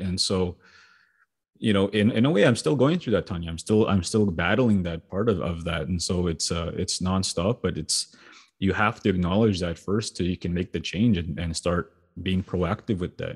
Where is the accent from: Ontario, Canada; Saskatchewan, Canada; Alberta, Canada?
Saskatchewan, Canada; Sweetgrass First Nation; growing up in Sweetgrass